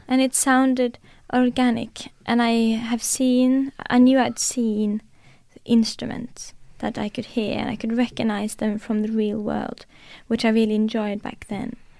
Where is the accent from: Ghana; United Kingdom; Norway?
Norway; first language Norwegian; English is a second language; Norwegian is my first language